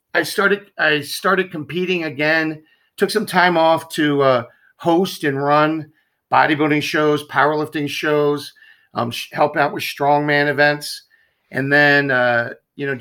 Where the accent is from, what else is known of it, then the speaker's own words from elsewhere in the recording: Baltimore, Maryland, United States; moved away; I'm East Coast. I'm from Baltimore originally.